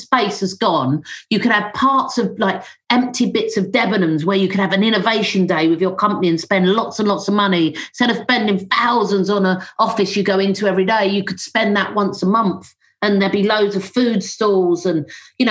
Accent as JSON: {"language": "English", "region": "London", "country": "United Kingdom", "said": "I'm a Londoner"}